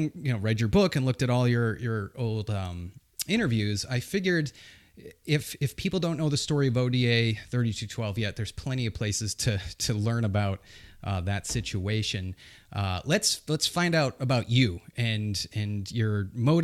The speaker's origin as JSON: {"language": "English", "region": "New Hampshire", "country": "United States", "tie": "born or raised there", "moved": "yes", "lives_now": "North Carolina, United States", "said": "I grew up in New Hampshire, so we did a lot of skiing there"}